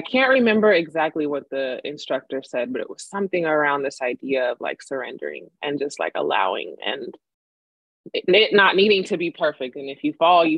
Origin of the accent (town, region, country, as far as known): Sacramento, California, United States; born or raised there; also born or lived in Madrid, Spain